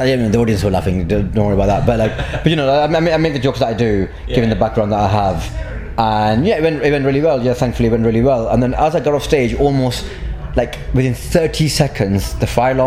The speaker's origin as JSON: {"language": "English", "town": "Blackburn", "region": "North West England", "country": "United Kingdom", "tie": "born or raised there", "said": "I grew up in Blackburn."}